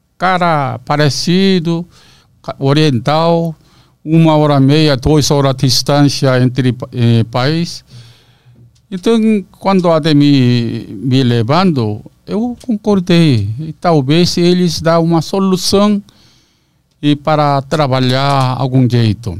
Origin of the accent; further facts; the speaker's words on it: South Korea; Portuguese is a second language; moved away as an adult; now in Brazil; eu sou josenjin